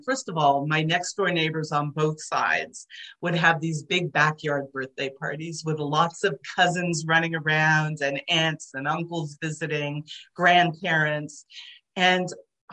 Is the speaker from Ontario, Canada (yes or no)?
yes; Toronto, Ontario, Canada; first language Hungarian; English is a second language; growing up in Toronto, first of all, I didn't speak English when I was little. I started kindergarten only speaking Hungarian